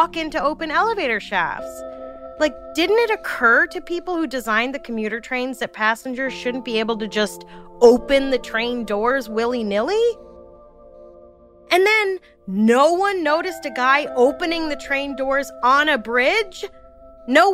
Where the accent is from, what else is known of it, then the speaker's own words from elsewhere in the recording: New York City, New York, United States; I'm from Brooklyn